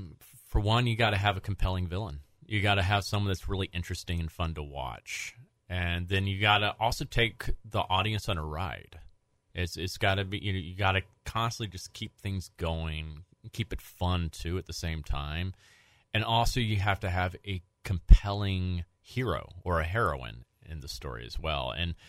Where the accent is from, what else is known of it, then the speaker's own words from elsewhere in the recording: Southern United States, United States; I'm from the South, so I know exactly what you're talking about with ham-boning.